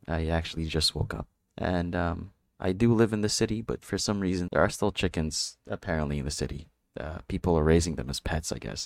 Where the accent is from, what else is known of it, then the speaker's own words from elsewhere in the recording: Philippines; I'm from the Philippines.